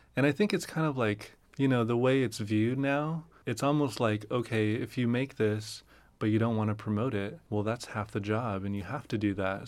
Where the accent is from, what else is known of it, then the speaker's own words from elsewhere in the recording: Fresno, California, United States; I grew up in Fresno